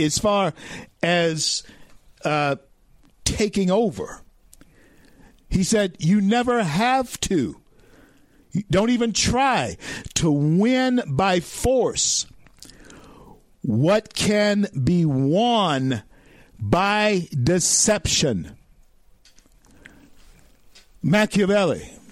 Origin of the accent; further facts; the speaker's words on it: the South, United States; I grew up in the South in the 60s